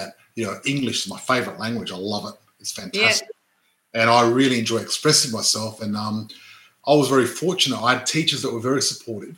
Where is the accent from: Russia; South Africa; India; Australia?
Australia; Adelaide, South Australia; I was born and grew up in Adelaide, born and raised in Adelaide, in the western suburbs